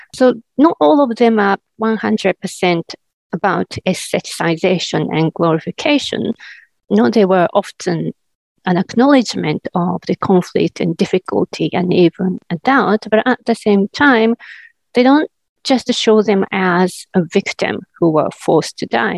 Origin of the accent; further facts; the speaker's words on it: Japan; moved away as an adult; now in New Zealand; I teach in New Zealand now, but originally I come from Japan, and that's where I was educated first.